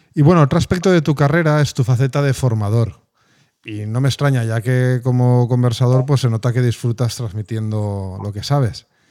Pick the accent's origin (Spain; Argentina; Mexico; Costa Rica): Spain